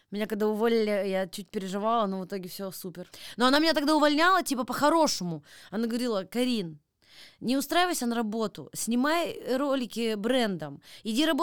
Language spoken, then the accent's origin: Russian; Chelyabinsk, Chelyabinsk Oblast, Russia; Я из Челябинска.